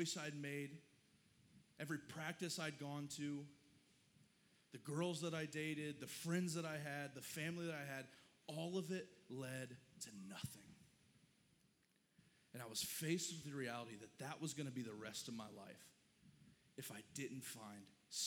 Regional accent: the Bible Belt, the South, United States; I grew up in the church and I'm from the Bible Belt

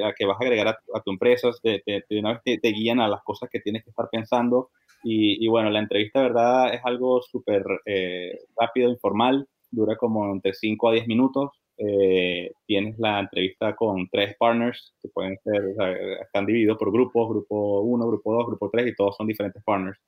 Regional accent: Venezuela; also born or lived in Bogotá / Boston / Texas; now in New York, United States; somos este, criollos, nacidos y criados en Venezuela

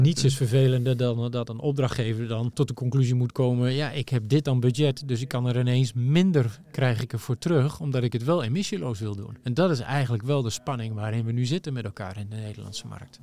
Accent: Netherlands; wij daar als Nederlanders

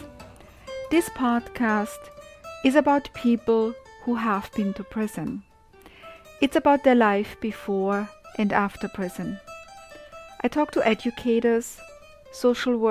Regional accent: Austria; now in New York, United States; so we are now in New York, and I grew up in Austria

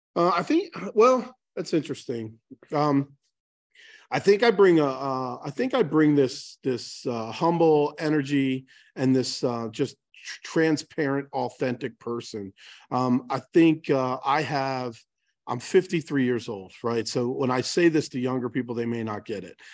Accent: Baltimore, Maryland, United States; I'm born and raised in Baltimore

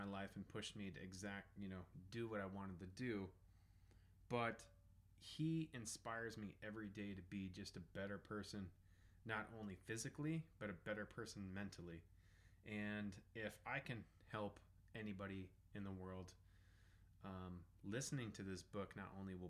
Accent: Southern Colorado, United States; I was raised in Southern Colorado

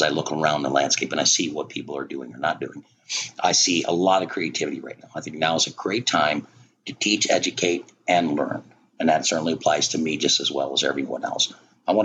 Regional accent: United States; I'm pretty much a diehard American. I'm proud to be an American. I'm proud I'm born here

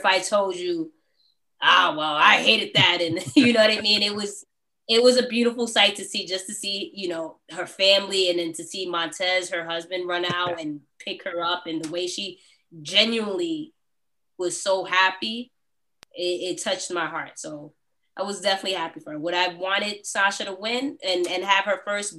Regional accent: New York, United States; I'm from New York

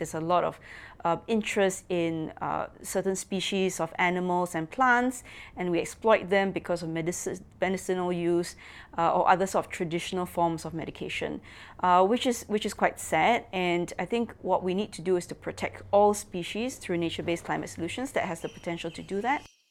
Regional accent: Singapore; I'm from Singapore

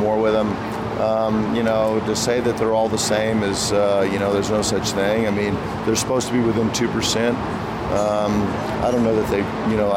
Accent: Texas, United States; I was born in Texas

